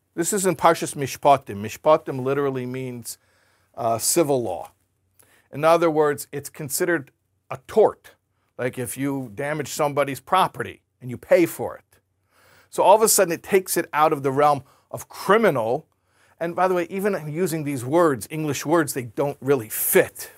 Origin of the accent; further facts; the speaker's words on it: United States; I grew up in America. I'm very familiar with that culture